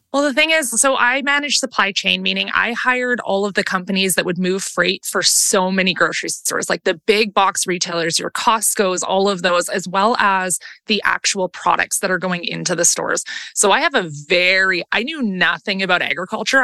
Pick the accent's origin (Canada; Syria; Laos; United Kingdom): Canada; Langley, British Columbia; also born or lived in Vancouver; I was born and raised in Langley